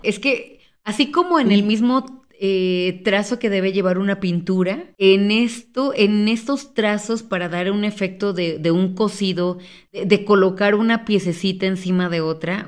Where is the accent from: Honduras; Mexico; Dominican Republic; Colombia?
Mexico; como mexicanos